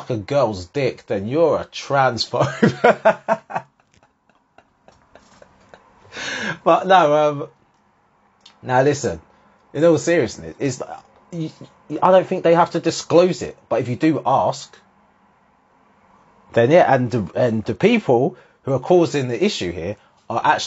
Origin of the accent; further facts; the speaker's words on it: Harlow, East of England, United Kingdom; one of the few ethnic people in any situation growing up in Harlow